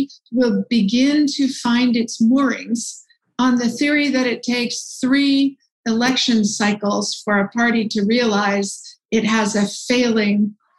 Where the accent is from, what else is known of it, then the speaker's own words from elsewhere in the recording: Sonoma, California, United States; You know, Sonoma, California, my hometown, has a fabulous rinky-dink 4th of July parade.